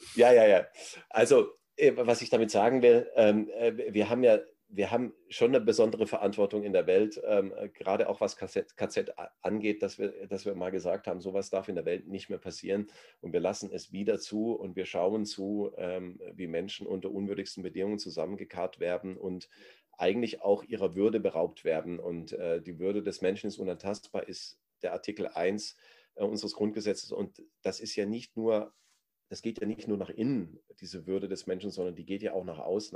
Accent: Germany; wir als Deutsche

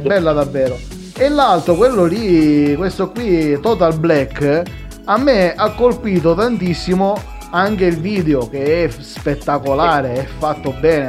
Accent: Sicily, Italy; io sono siciliano

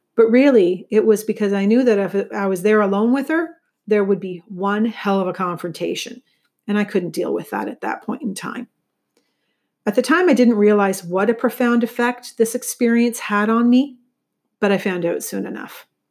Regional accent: St. Catharines, Ontario, Canada; Saint Catharines, which is my hometown

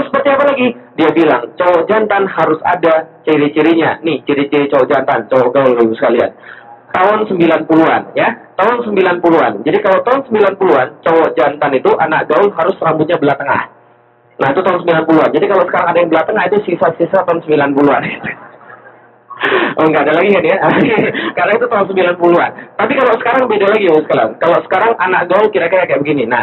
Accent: Palembang, South Sumatra, Indonesia; moved away as an adult; also born or lived in Jakarta; 13 tahun berlalu dari Jakarta saya pergi ke Palembang, kota asal saya, hometown saya.

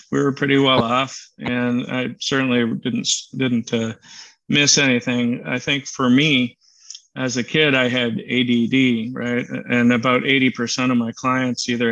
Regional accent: central Wisconsin, United States; I grew up in central Wisconsin.

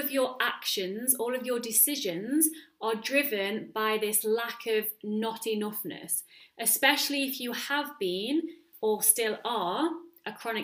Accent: United Kingdom; now in Netherlands; I'm British

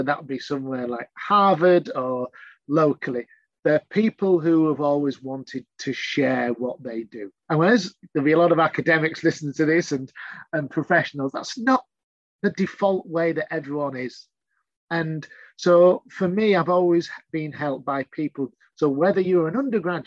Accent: Yorkshire and the Humber, United Kingdom; I'm a Yorkshireman

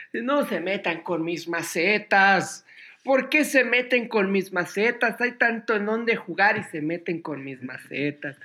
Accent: Mexico City, Mexico; México City, donde yo nací

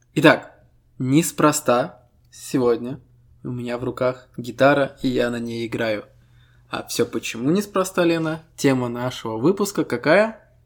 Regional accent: Estonia; Мы ребята из Эстонии

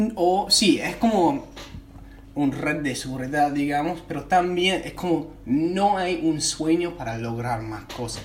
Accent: United States; Spanish is a second language; moved away as an adult; now in Buenos Aires, Argentina; yo vengo de un lugar de Estados Unidos donde todo es posible.

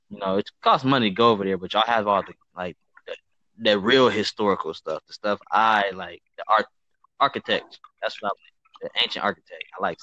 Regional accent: Toledo, Ohio, United States; moved away as an adult; now in Cleveland, United States; I'm from Toledo, Ohio, but I'm in Cleveland. I've been in Cleveland since 2012.

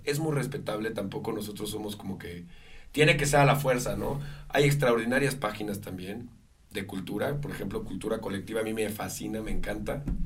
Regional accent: Mexico; Amo a mi país, yo jamás renunciaré a mi nacionalidad

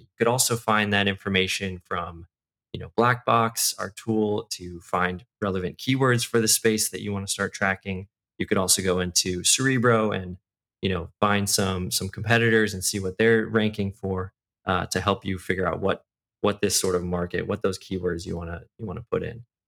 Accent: outside of Chicago, Illinois, United States; moved away as an adult; also born or lived in Bay Area; now in Irvine, United States; I grew up outside of Chicago, actually. So I was there until college

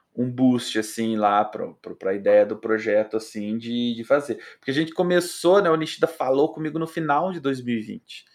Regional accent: Pitanga, Paraná, Brazil; eu sou de Pitanga, né, no interior do Paraná.

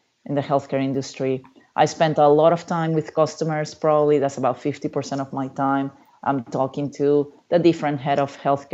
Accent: Peru; also born or lived in Memphis, Tennessee, United States; now in United States; I grew up in Peru, in South America. I came to the United States

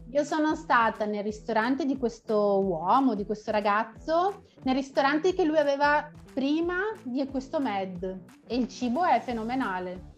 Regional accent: Vicenza, Veneto, Italy; moved away as an adult; now in Porto Alegre, Brazil; Sono nata a Vicenza, che è una piccola città che si trova in Veneto, nel nord Italia, nord-est Italia, e abito da 5 anni a Porto Alegre

